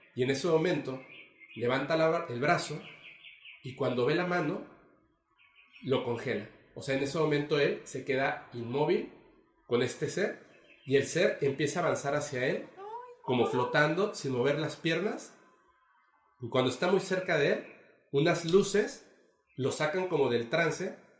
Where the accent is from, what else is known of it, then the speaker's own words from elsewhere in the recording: Mexico City, Mexico; now in Mérida, Mexico; yo soy de la Ciudad de México, pero vivo aquí en Mérida